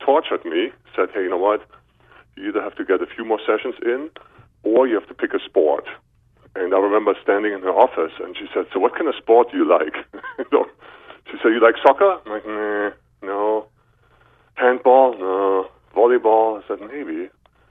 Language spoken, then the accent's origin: English; Berlin, Germany; English is a second language; I am from Germany, Berlin, Germany, born in 1965